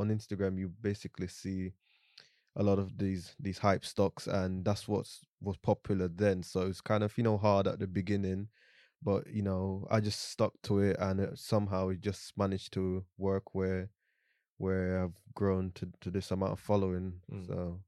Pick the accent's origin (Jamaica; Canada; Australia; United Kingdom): Jamaica; born there; I'm 27 years old. I was born in Jamaica, grew up here.